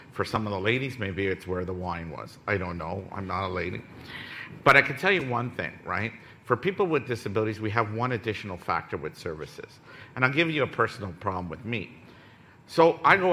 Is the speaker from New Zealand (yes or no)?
no; Ottawa, Ontario, Canada; I come from Ottawa